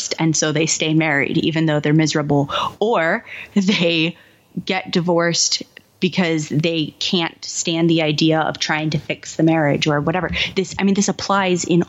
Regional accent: Kansas City, United States; moved away as an adult; also born or lived in Madison, Wisconsin; I grew up in Kansas City.

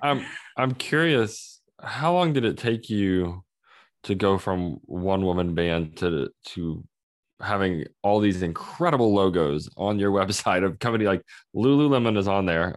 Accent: Oklahoma, United States; I'm from Oklahoma

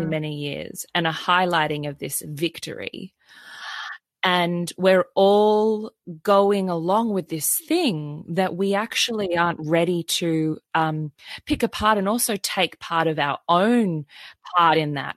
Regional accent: Sydney, New South Wales, Australia; growing up in Sydney, Australia, it was even in my education through primary school, through high

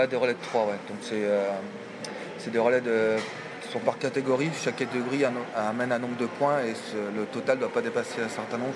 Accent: France; Paris, voilà, c'est chez nous

